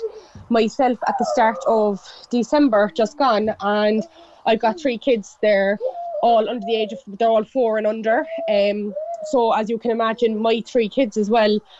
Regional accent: Glanmire, Munster, Ireland; I'm from Glanmire. I went to two in Glanmire

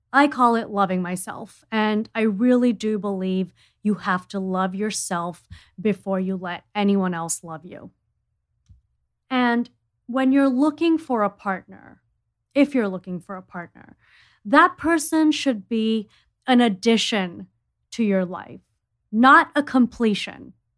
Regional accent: India; I'm from India

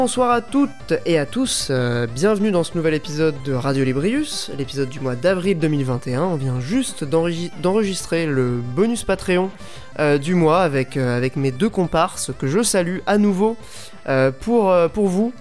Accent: the Nord, Hauts-de-France, France; j'ai grandi dans le Nord

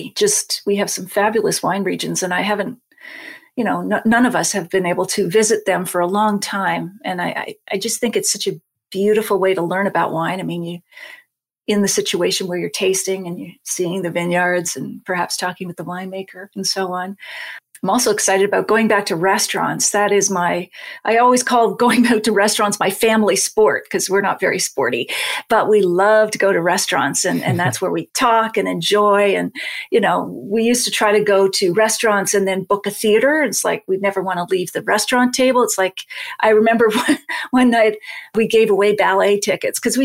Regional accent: Nova Scotia, Canada; I'm from Nova Scotia

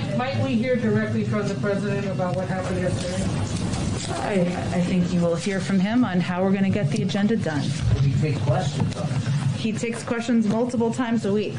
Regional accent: United States; I have no African lineage. I'm an American.

